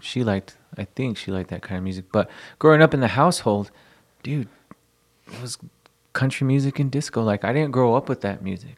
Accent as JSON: {"language": "English", "town": "El Paso", "region": "Texas", "country": "United States", "tie": "born or raised there", "said": "growing up in El Paso, going to a quinceañera, going to a wedding"}